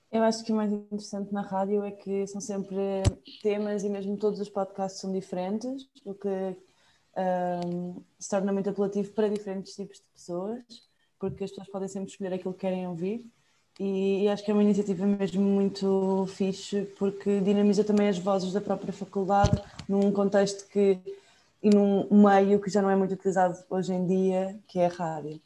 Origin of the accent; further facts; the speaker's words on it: Mafra, Lisbon, Portugal; moved away as an adult; also born or lived in Cascais; now in Porto, Portugal; eu sou de Mafra